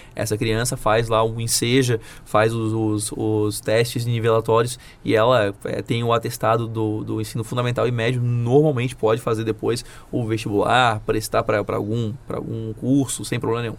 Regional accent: Florianópolis, Santa Catarina, Brazil; eu sou de Florianópolis, então eu cresci vendo aquela ponte fechada

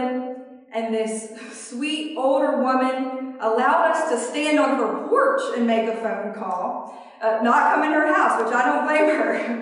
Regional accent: Alabama, United States; I'm from Alabama

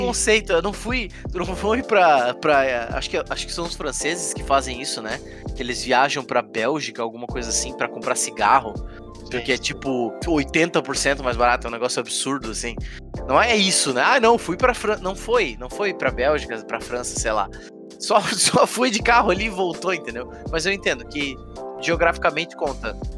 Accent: Brazil; A gente é brasileiro, então é claro que a gente vai ter a cultura do Brasil

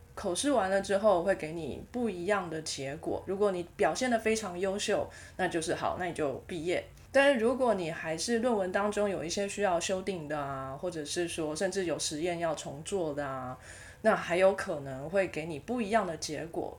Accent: Taiwan; accent: Taiwanese accent; also born or lived in United Kingdom / United States; 我不想要改我的台湾口音

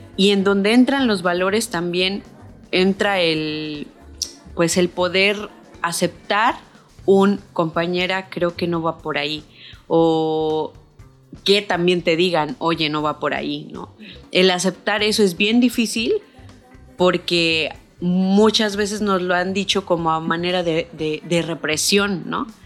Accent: San Luis Potosí, Mexico; moved away as an adult; now in Cancún, Mexico; yo nací en San Luis Potosí, eh, me fui a Cancún

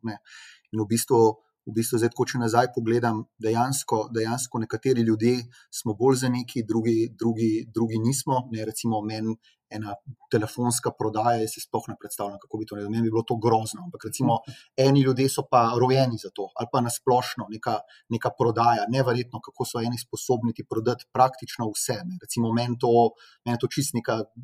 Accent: Slovenia; smo Slovenci

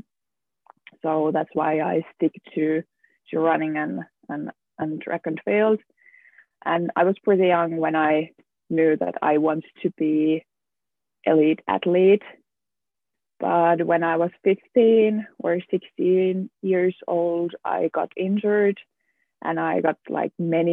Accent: Lahti, Päijät-Häme, Finland; moved away as an adult; also born or lived in Luxembourg / Germany; now in Manchester, United Kingdom; I grew up in Lahti in Finland, and I have basically lived my whole life in here in Lahti

